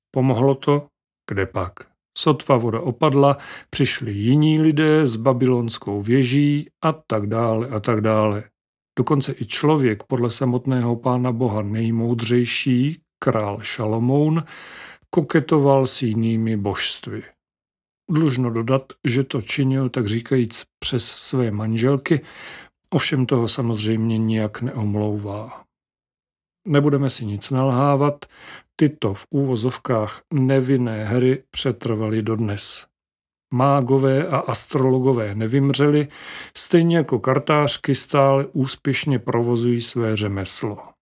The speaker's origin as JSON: {"language": "Czech", "region": "Moravia", "country": "Czechia", "said": "jak říkáme u nás na Moravě"}